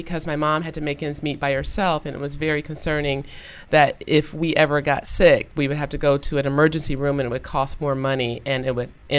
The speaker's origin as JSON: {"language": "English", "town": "Toledo", "region": "Ohio", "country": "United States", "moved": "yes", "said": "I'm originally from Toledo, Ohio."}